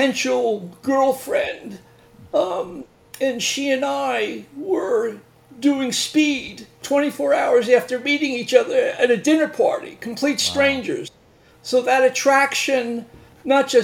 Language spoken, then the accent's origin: English; Northeast Long Island, New York, United States; I'm from Long Island originally